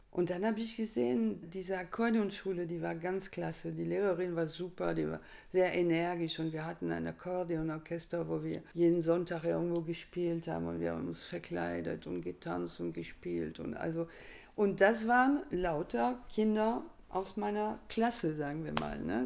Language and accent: German; France; moved away; bei uns in Frankreich